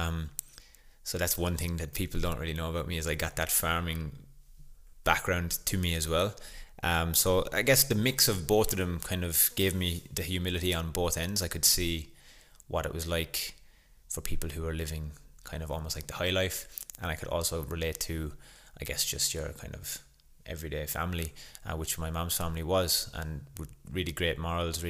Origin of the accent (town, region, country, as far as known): Ireland; born or raised there; moved away